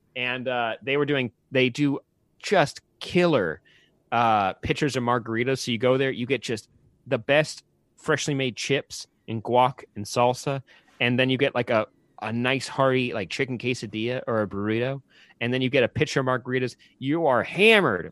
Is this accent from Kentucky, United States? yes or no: no; Santa Clarita, California, United States; I grew up in Santa Clarita, which is where, uh, Magic Mountain, uh, the Six Flags Magic Mountain is